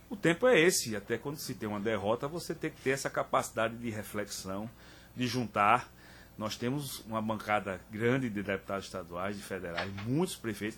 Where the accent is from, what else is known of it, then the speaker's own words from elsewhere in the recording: Pernambuco, Brazil; como pernambucano